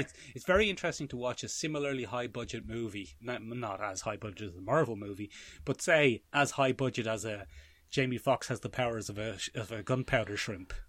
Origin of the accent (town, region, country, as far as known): Ireland